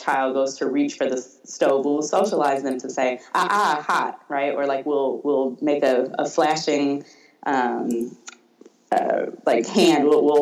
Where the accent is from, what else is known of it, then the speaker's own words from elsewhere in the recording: Detroit, Michigan, United States; growing up in Detroit